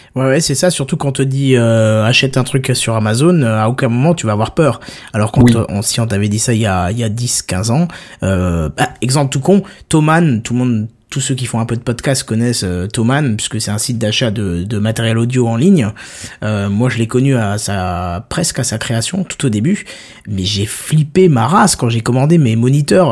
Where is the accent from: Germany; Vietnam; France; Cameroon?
France; On est français